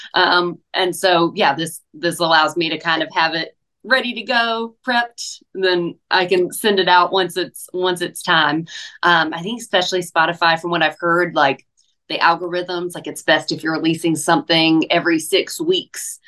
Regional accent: Hickory, North Carolina, United States; now in Nashville, United States; I did a couple festivals in my hometown this past year. Did my um, Hickory Oktoberfest on the main stage

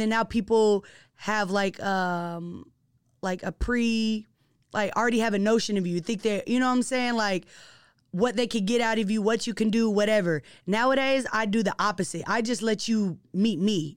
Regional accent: Seattle, Washington, United States; being born and raised in Seattle, and actually being from Seattle, like, the central district

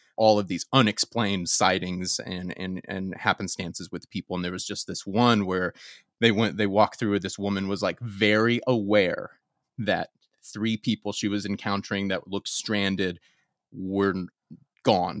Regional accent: Atlanta, Georgia, United States; now in California, United States; I'm from Atlanta

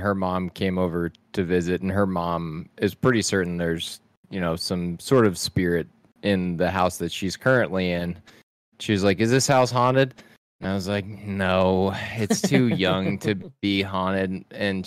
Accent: South Texas, United States; the house I grew up in South Texas

